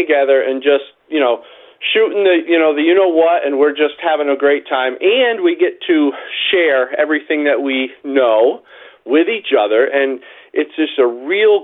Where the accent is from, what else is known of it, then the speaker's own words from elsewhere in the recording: New York, United States; I'm from New York